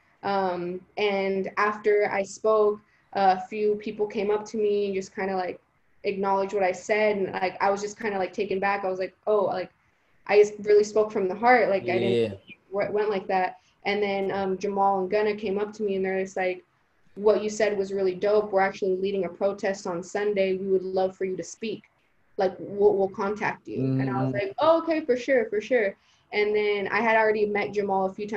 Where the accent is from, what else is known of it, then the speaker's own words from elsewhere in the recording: the Bay Area, California, United States; first language Spanish; English is a second language; also born or lived in Guatemala; I'm from the Bay. This is my community.